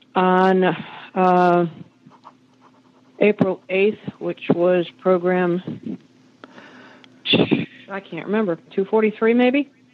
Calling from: Rincon, Georgia, United States; I'm calling from Rincon, Georgia

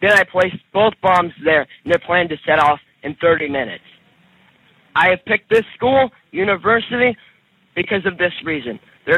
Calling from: California, United States

